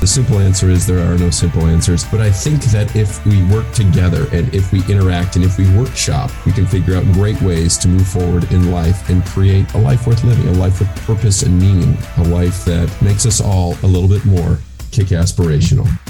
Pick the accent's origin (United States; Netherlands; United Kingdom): United States; West Michigan; moved away as an adult; now in California, United States; I grew up in West Michigan, so it's sort of similar to Buffalo